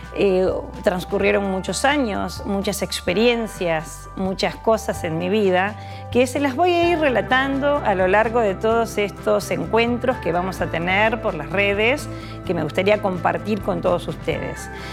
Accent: Buenos Aires, Argentina; accent: porteña; moved away as an adult; porteña, lo notarán, nací en Buenos Aires

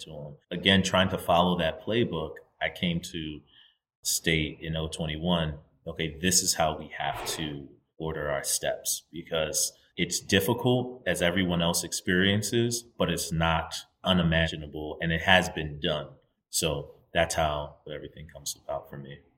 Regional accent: United States; I'm a Nigerian, right? My parents are both Nigerian immigrants to the United States, and I was born in the United States

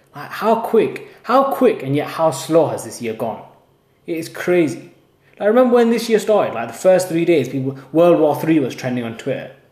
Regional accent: Haslingden, North West England, United Kingdom; I'm from Haslingden

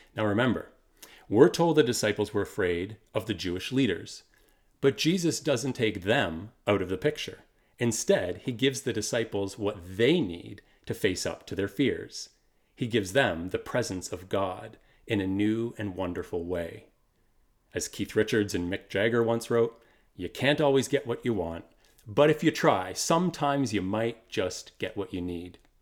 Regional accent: Kitchener, Ontario, Canada; also born or lived in Waterloo; We moved from Waterloo to Kitchener

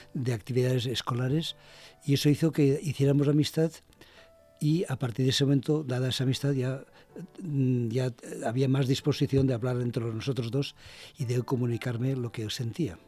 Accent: Valencia, Valencian Community, Spain; also born or lived in Basque Country; yo soy valenciano, de Valencia.

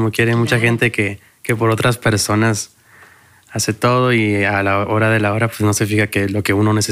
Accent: Tijuana, Baja California, Mexico; somos de Tijuana, una ciudad eh, pues con muchas influencias

